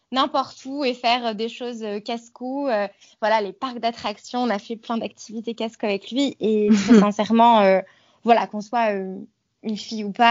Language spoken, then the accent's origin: French; French Alps, France; Alors j'ai grandi du coup dans les Alpes françaises, donc dans un cadre euh, quand même de vie euh, privilégiée